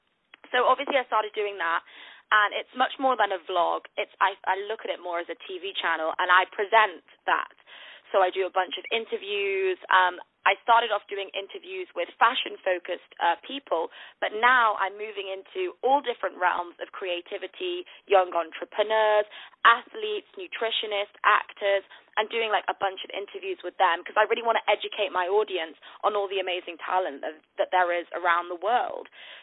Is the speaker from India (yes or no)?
no; Manchester, North West England, United Kingdom; now in London, United Kingdom; live in London, but I'm actually from the north of the UK in a place called Manchester. So I've lost my accent, though, but I'm a northerner.